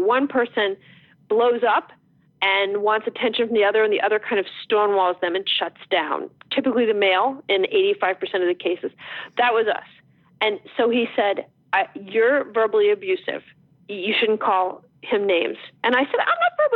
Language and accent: English; New Jersey, United States; I'm from New Jersey